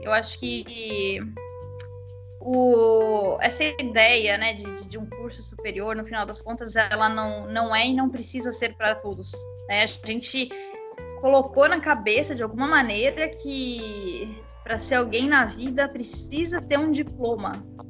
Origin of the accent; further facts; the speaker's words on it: São Paulo, Brazil; accent: paulistano; also born or lived in Curitiba, Paraná; o sotaque São Paulo bossa é forte demais para é, ser apagado